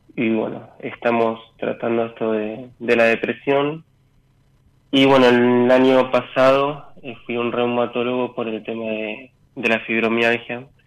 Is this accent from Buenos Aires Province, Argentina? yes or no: yes; Victoria, Buenos Aires Province, Argentina; Soy de Victoria, San Fernando.